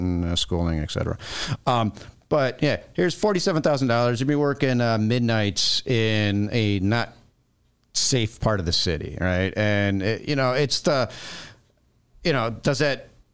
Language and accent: English; Chicago, Illinois, United States; City of Chicago, born and raised, Elston and Belmont